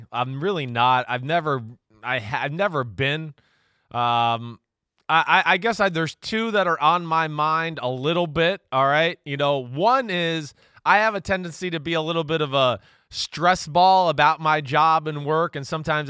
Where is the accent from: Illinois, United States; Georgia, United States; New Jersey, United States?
New Jersey, United States; I grew up in North Jersey. Like, jabroni's been a part of my language for a long time.